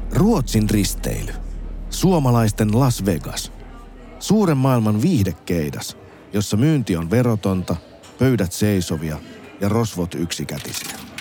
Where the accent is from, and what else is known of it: Finland; also born or lived in Helsinki